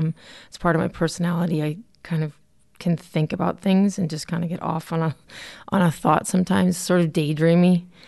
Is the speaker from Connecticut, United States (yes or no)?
yes; Connecticut, United States; So I grew up in Connecticut, oldest of four, pretty much an entrenched cradle Catholic church family